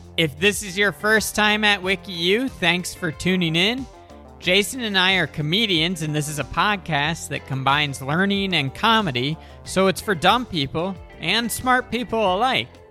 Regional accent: Delaware, United States; DuPont was huge where I grew up in Delaware

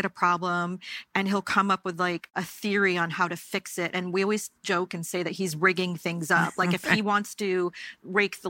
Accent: the Berkshires, Massachusetts, United States; growing up in the Berkshires, it was a really wonderful experience

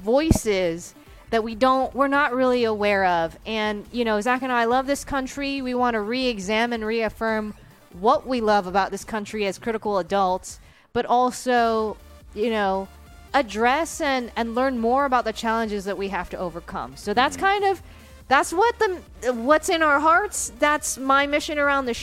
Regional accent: United States; as an American

